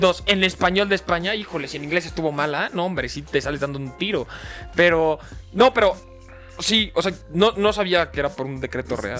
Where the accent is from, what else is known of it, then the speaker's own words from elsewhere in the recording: Mexico; nosotros somos mexicanos